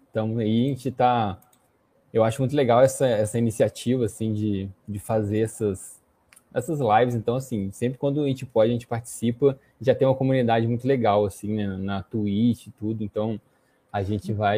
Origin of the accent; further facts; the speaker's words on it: Juiz de Fora, Minas Gerais, Brazil; born there; now in Belo Horizonte, Brazil; Hoje, eu estou morando em BH, na verdade. Eu nasci em Juiz de Fora e vim para cá para trabalhar.